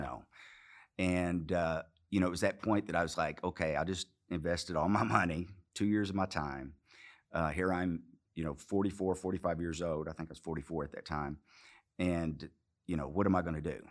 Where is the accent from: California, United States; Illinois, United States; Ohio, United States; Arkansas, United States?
Arkansas, United States; accent: southern; moved away; also born or lived in Los Angeles; I grew up in Arkansas